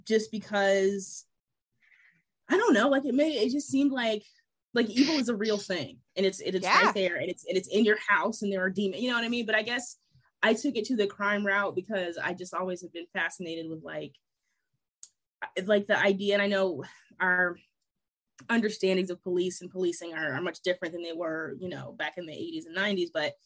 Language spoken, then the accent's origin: English; Ohio, United States; moved away; I'm originally from Ohio